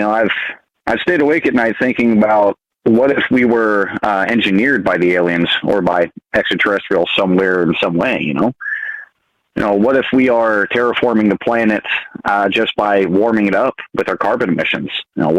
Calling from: Montana, United States; Calling from beautiful state of Montana.

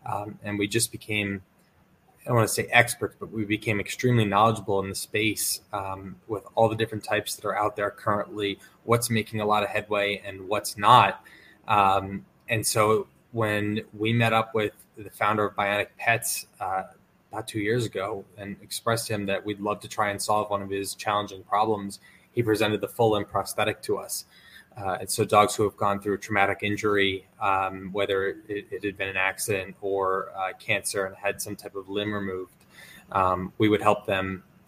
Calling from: New Jersey, United States; We're based out of Northern New Jersey

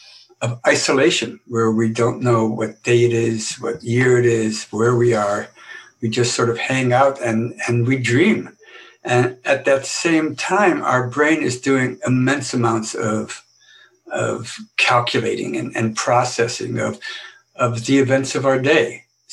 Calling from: Boston, Massachusetts, United States

